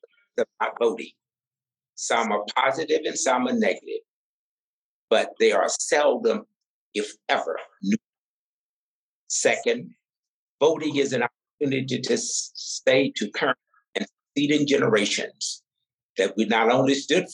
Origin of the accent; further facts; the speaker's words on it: Deep South, United States; growing up in the Deep South during America's apartheid era